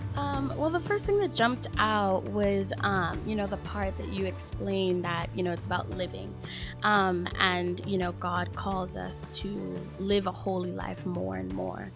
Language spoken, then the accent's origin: English; Bahamas; moved away; I am from the Bahamas.